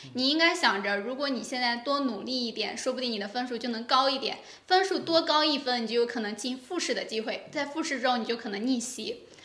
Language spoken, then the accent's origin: Chinese; Heze, Shandong, China; 我来自山东菏泽